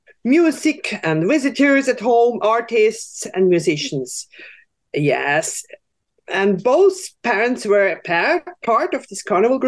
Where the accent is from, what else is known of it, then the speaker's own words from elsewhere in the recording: Switzerland; I grew up in Switzerland on a little hill with lots of forest around and farmers